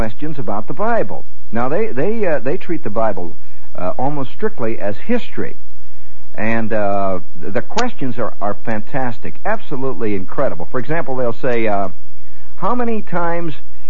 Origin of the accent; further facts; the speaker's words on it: United States; as an American